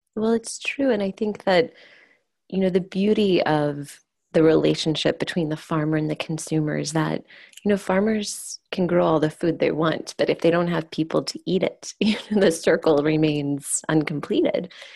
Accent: Oklahoma, United States; growing up in Oklahoma, which is an agricultural state

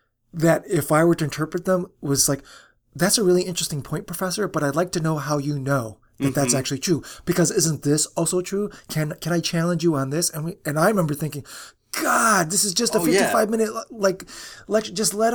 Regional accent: Chicago, Illinois, United States; So I am from the Chicago area, so I get to call dibs.

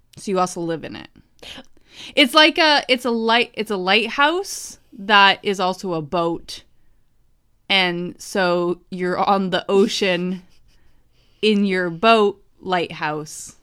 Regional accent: New Hampshire, United States; when I was growing up in New Hampshire

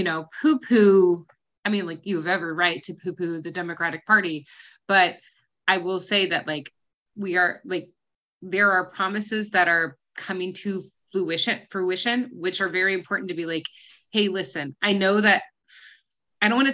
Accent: United States; I'm an American

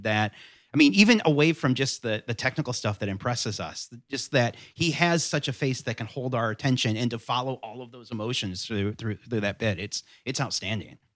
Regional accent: Southwest Michigan, United States; now in North Carolina, United States; I grew up in Southwest Michigan

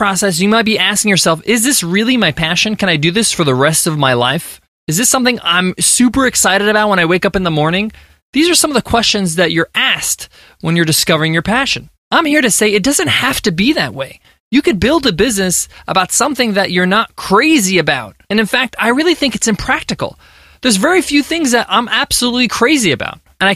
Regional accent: United States; My parents immigrated from Egypt to America, and I was born here in the States

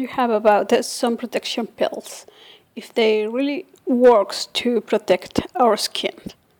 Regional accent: Spain; I'm from Spain.

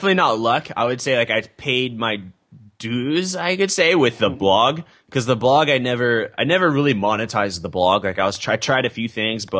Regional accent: Temecula, California, United States; also born or lived in San Diego, California; fairly normal childhood suburban community, Temecula, California

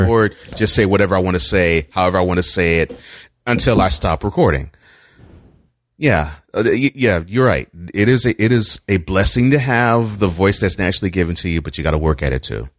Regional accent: Houston, Texas, United States; now in Nashville, United States; since I grew up in Houston, I am all Houston

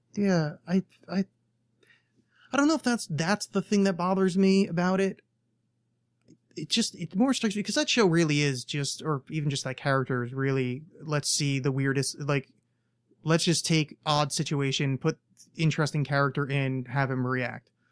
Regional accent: United States; as an American

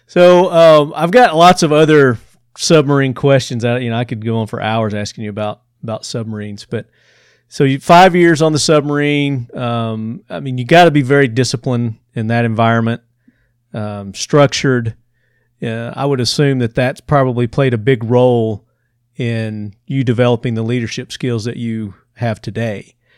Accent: Tennessee, United States; accent: Southern; I'm from Tennessee

